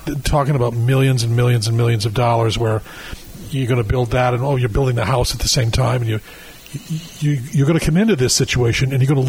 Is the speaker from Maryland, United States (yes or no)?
no; Michigan, United States; now in California, United States; I'm from Michigan. And what I knew from wine before I moved to California 20 years ago was wine in a box.